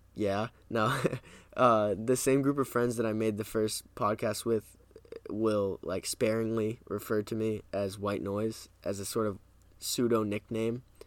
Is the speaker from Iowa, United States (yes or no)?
no; New Hampshire, United States; also born or lived in Massachusetts; But I will say I am from New Hampshire, so I'm in New Hampshire right now.